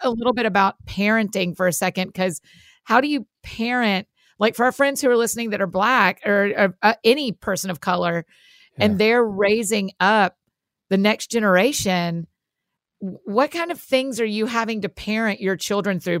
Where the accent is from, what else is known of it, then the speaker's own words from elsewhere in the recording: Georgia, United States; I grew up in Georgia